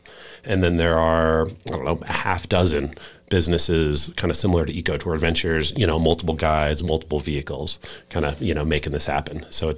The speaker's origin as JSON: {"language": "English", "region": "Virginia", "country": "United States", "also_born_or_lived": "Florida", "moved": "yes", "lives_now": "Wyoming, United States", "said": "so I'm a transplant to Wyoming, so I came out from Virginia via Florida in 02."}